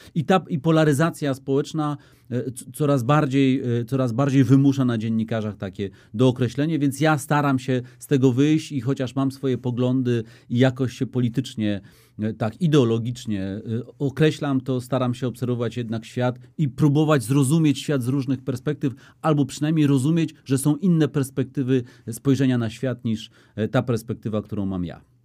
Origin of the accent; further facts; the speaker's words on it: Warsaw, Masovian Voivodeship, Poland; warszawiakiem jestem z dziada pradziada